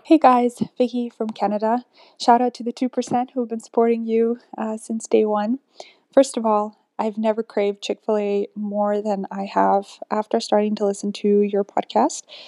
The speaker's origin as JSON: {"language": "English", "country": "Uganda", "moved": "yes", "lives_now": "Oklahoma, United States", "said": "I'm currently in Oklahoma, but I'm from Uganda"}